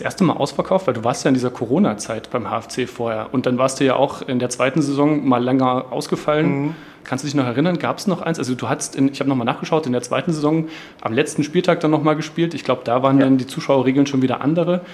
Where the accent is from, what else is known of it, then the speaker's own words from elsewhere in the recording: Halle, Saxony-Anhalt, Germany; ich komme auch aus Halle